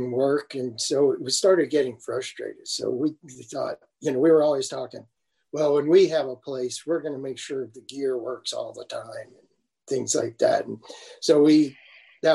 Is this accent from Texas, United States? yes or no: yes; Texas, United States; now in New York, United States; I'm originally from Texas